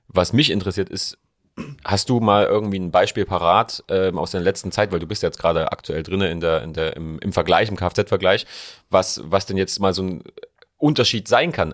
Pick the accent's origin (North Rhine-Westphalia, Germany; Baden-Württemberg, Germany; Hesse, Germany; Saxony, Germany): Saxony, Germany; Leipzig; bei uns in Leipzig